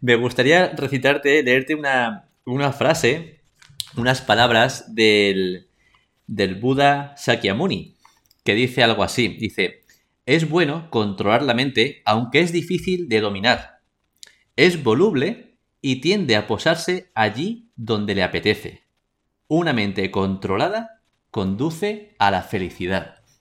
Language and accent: Spanish; Spain